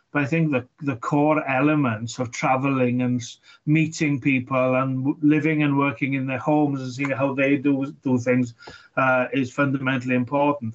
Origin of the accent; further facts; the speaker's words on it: Wales, United Kingdom; for me as, as a Welshman